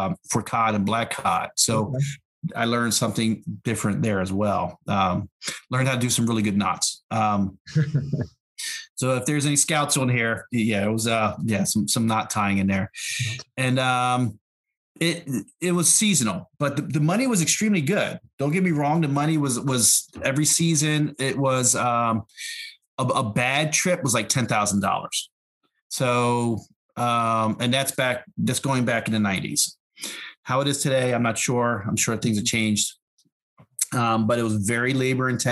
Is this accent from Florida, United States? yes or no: no; Philadelphia, Pennsylvania, United States; also born or lived in New York / Alaska / Los Angeles; I was born in New York. I was raised in Philadelphia